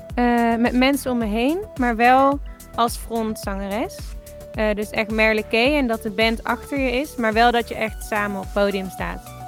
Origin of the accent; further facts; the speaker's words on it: Tilburg, North Brabant, Netherlands; moved away as an adult; also born or lived in Los Angeles; now in Enschede, Netherlands; ik kom uit Tilburg, maar ik woon nu in Enschede.